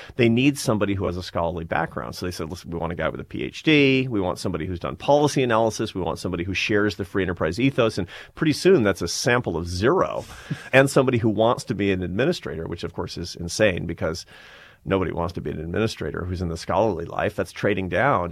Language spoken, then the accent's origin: English; Seattle, Washington, United States; moved away; I'm from Seattle, Washington. I'm from a, a liberal Democratic family in Seattle, Washington